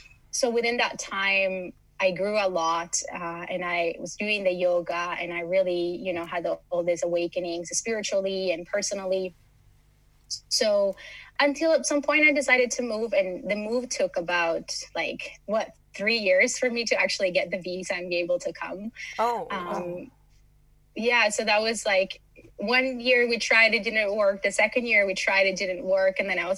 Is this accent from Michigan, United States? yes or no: no; Miami, Florida, United States; also born or lived in Los Angeles, United States; now in Malmö, Sweden; I come from Miami, from LA, from very busy cities. And Malmo has been a very nice place to land